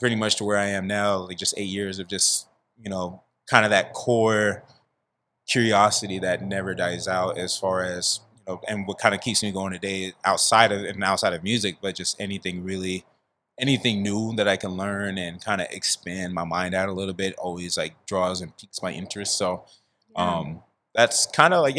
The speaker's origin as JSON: {"language": "English", "town": "San Diego", "region": "California", "country": "United States", "tie": "born or raised there", "said": "I'm born and raised in San Diego, California, up in the Merritt Mesa neighborhood"}